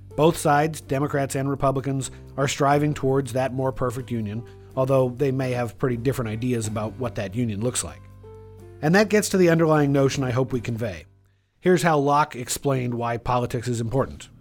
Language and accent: English; Washington, United States; in second grade when there was this massive teacher strike in my home state of Washington